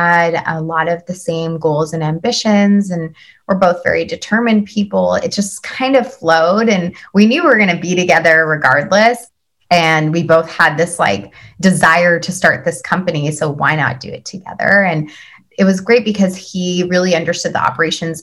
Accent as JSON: {"language": "English", "town": "Vancouver", "region": "British Columbia", "country": "Canada", "tie": "born or raised there", "moved": "as an adult", "lives_now": "New York, United States", "said": "I've been born and raised in Vancouver"}